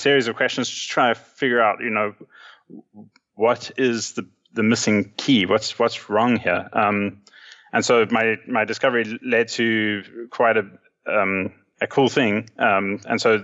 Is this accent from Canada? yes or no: no; South Africa; also born or lived in Johannesburg, South Africa; now in Cape Town, South Africa; growing up in South Africa, we always were at one stage a few years behind everyone else.